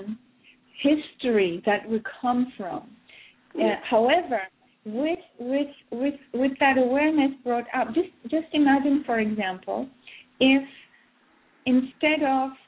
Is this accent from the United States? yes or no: no; Russia; I was born in Soviet Russia